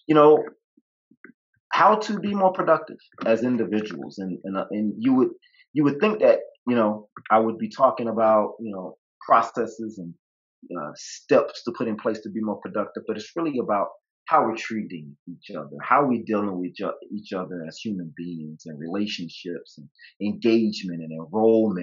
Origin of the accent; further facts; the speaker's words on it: the South, United States; I grew up in the South.